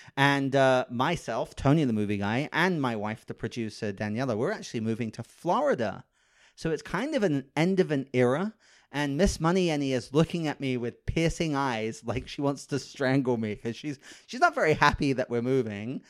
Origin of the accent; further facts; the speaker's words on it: United Kingdom; moved away as an adult; now in Los Angeles, United States; I'm British